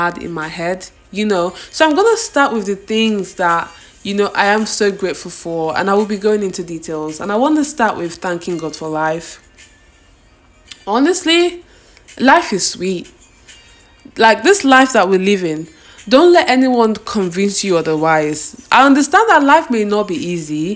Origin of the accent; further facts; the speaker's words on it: Nigeria; I'm actually grateful for being Nigerian, being from two different tribes, from the place I grew up